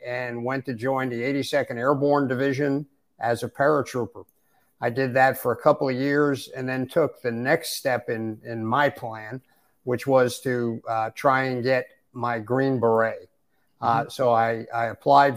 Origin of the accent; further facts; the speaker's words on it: Westchester County, New York, United States; moved away as an adult; also born or lived in southeastern United States; now in Michigan, United States; I grew up right outside New York City in Westchester County, just north of the city